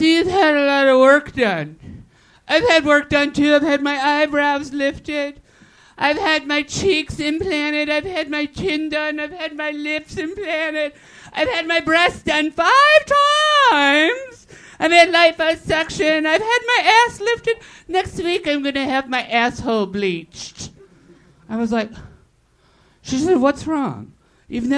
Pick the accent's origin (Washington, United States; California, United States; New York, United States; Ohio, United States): New York, United States; New York City; moved away; I grew up in New York City. I've lived all over the country.